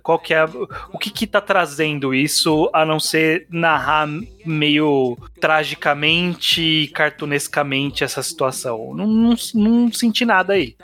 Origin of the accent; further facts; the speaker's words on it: São Paulo, Brazil; Eu que sou paulista, não moro na, na capital, frequento ela, mas moro numa cidade é, de interior.